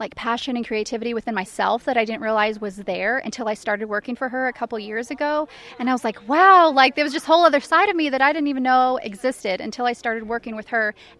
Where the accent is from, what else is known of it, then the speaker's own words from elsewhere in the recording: Dallas, Texas, United States; moved away as an adult; now in Orange Grove, United States; Originally from Dallas, but I live in Orange Grove